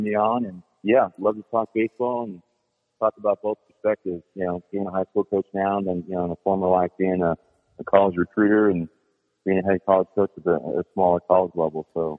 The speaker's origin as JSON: {"language": "English", "town": "Tustin", "region": "California", "country": "United States", "tie": "born or raised there", "said": "Yeah, I'm an Orange County product. I grew up in Tustin. I went to Tustin High."}